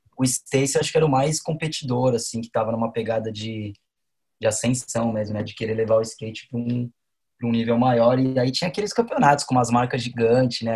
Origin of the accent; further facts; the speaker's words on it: São Paulo, Brazil; nasci em Sampa